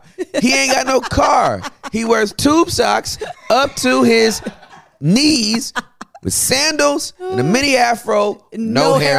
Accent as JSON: {"language": "English", "region": "California", "country": "United States", "said": "I'm from Cali, man."}